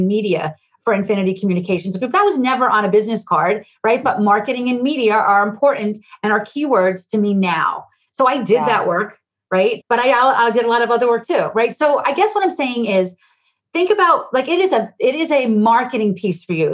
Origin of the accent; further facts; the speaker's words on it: New Jersey, United States; I'm from New Jersey. I talk 100 miles a minute